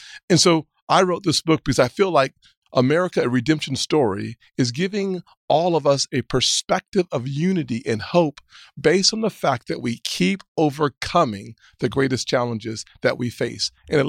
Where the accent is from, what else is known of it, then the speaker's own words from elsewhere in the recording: Deep South, United States; As an African-American growing up in the Deep South in the early 70s and 80s, the one thing we always wanted was to be judged by the content of our character